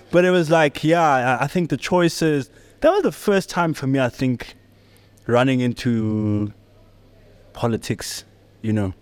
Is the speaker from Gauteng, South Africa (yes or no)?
yes; Johannesburg, Gauteng, South Africa; also born or lived in Soweto; I'm born and raised in the south of Johannesburg. Well, I was born in Shawela